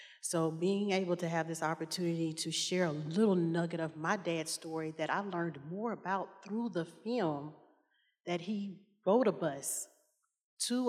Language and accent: English; Lewisville, Arkansas, United States; as a young child in Southwest Arkansas. So my hometown is Louisville